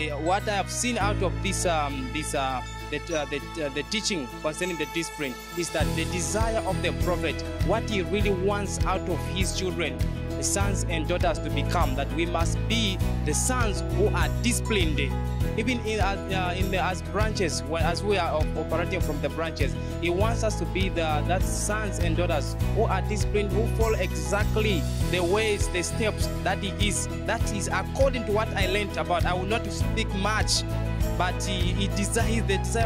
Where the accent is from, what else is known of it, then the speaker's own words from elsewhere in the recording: Katima Mulilo, Zambezi, Namibia; I'm from Namibia, the Jesus Nation Church from Katimamulilo branch